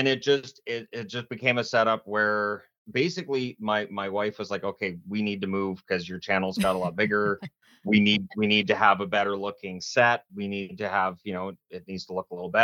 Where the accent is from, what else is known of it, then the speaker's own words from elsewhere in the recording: British Columbia, Canada; also born or lived in Ontario / Newfoundland; I was born in Ontario. I lived in Newfoundland. I moved around Canada a bit, but by the time I was four, I was planted in BC.